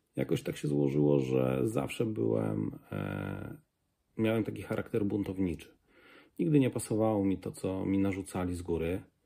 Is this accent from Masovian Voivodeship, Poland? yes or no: no; a village near Kraśnik, Lublin Voivodeship, Poland; Jestem e, z wsi pod Kraśnikiem